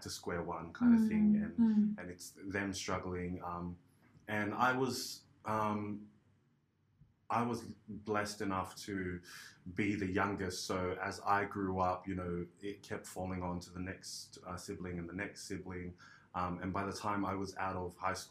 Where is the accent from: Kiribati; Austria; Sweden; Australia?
Australia; I'm a Australian-born Polynesian. My parents migrated from Tonga.